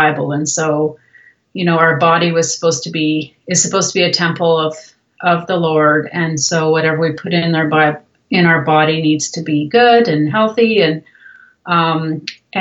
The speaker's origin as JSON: {"language": "English", "country": "Canada", "tie": "born or raised there", "also_born_or_lived": "Brazil", "moved": "as an adult", "said": "I'm actually Canadian, and was born in Canada"}